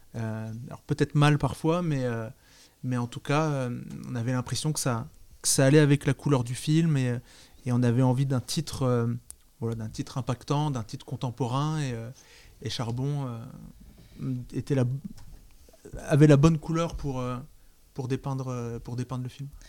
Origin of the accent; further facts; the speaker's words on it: France; J'ai grandi à Nancy